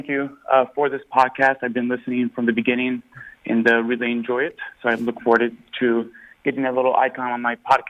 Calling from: Houston, Texas, United States; I'm from Houston.

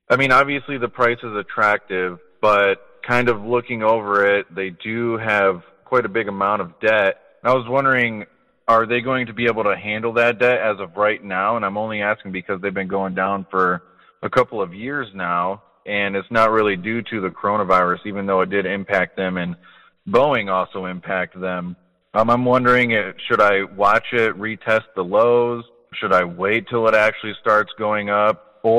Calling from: Kalamazoo, Michigan, United States; I'm calling from Kalamazoo, Michigan.

